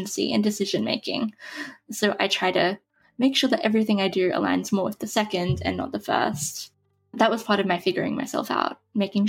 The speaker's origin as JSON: {"language": "English", "country": "Australia", "said": "I'm Australian. I don't know if you can tell that from my accent"}